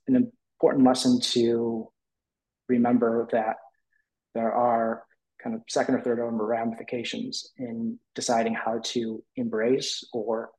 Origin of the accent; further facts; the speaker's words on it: Detroit, Michigan, United States; I grew up in the Detroit area